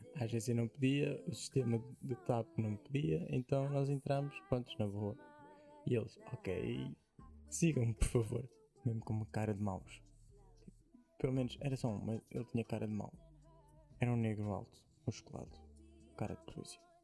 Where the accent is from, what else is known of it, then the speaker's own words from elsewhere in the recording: Portugal; accent: Portuguese; Eu sou aquele gajo que usa tá okay. palavras inglesas, só com o sotaque português.